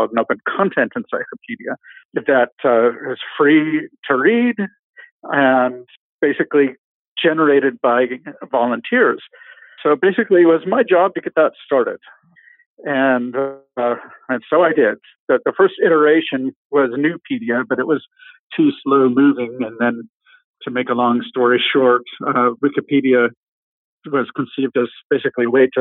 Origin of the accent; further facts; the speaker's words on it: Anchorage, Alaska, United States; moved away; also born or lived in Seattle, Washington / Portland, Oregon / Ohio; I was born in the Seattle area. I grew up in Anchorage, Alaska, most of my years.